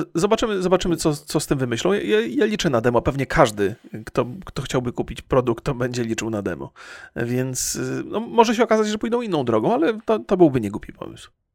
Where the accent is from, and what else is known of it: Poland; born or raised there